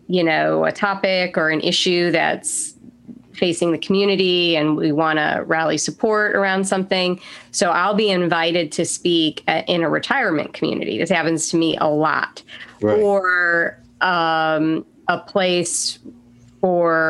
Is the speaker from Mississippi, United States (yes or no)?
no; New York, United States; now in Southern United States; I'm from, you know, New York. I grew up in a diverse area